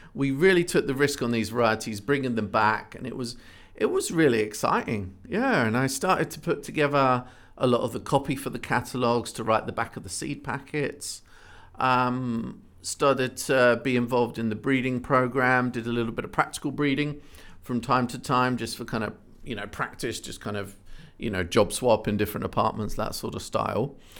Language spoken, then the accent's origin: English; Ipswich, East of England, United Kingdom; born or raised there